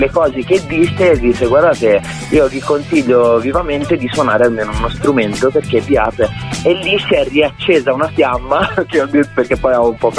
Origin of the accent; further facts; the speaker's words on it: Livorno, Tuscany, Italy; now in Verona, Italy; io non sono originario di qua, sono originario di Livorno.